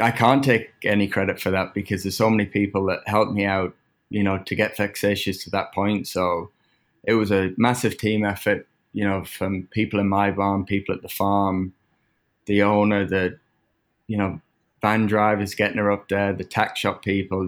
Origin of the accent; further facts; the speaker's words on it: England, United Kingdom; now in United States; growing up in England